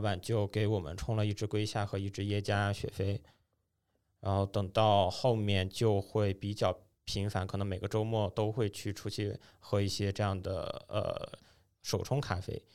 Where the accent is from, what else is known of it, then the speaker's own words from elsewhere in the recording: Dalian, Liaoning, China; moved away; 因为我老家是大连的嘛